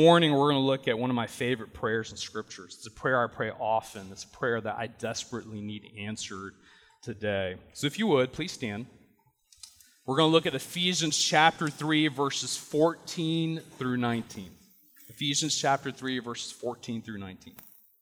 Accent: Chapel Hill, North Carolina, United States; also born or lived in Durham County, North Carolina; I was born and raised in Chapel Hill.

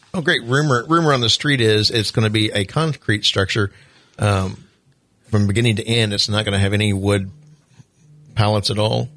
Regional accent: Southwest Missouri, United States; now in Flagler Beach, United States; I'm from Southwest Missouri

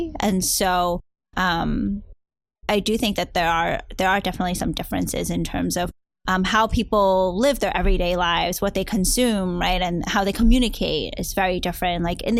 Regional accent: Hong Kong; even though I was from Hong Kong myself, China has grown so much and it's become so different

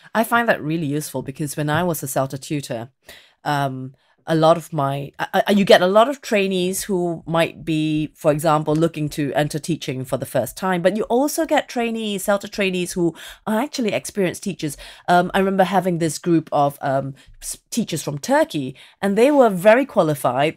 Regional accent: Singapore; moved away as an adult; now in England; I was born in Singapore

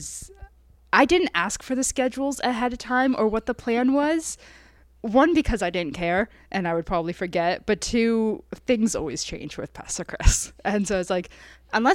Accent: Hamilton, Ontario, Canada; moved away as an adult; also born or lived in Toronto; now in Niagara, Canada; I grew up in Hamilton, moved around a couple times, but always went to the same school

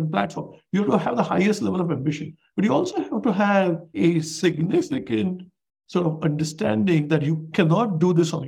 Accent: India; moved away as an adult; now in United States; I'm an immigrant from India

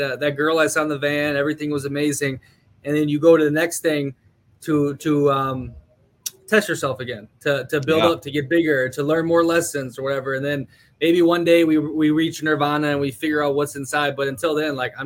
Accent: Minnesota, United States; moved away

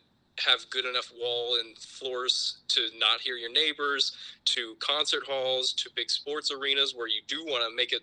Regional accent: Urbandale, Iowa, United States; I lived in Urbandale growing up my whole childhood through high school, and went to Urbandale High School

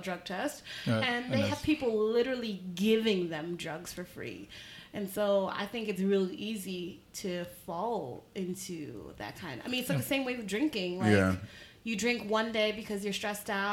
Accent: New York, United States; I'm from New York

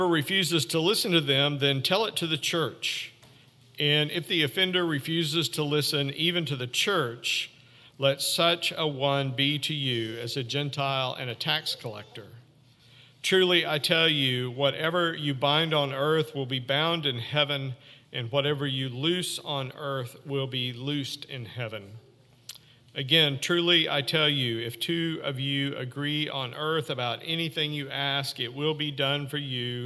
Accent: Northwest Arkansas, United States; moved away; I grew up in Northwest Arkansas

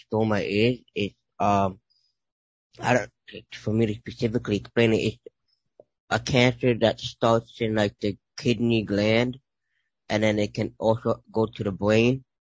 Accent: New York City, New York, United States; I was born in Brooklyn, born and raised in Brooklyn

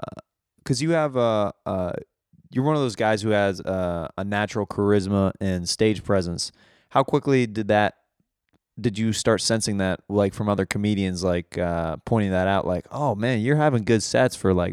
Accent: Kansas City, Missouri, United States; Like, I'm from Kansas City.

